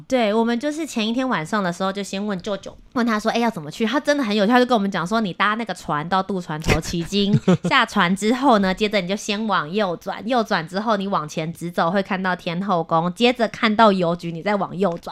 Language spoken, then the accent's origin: Chinese; Kaohsiung, Taiwan; 我是高雄人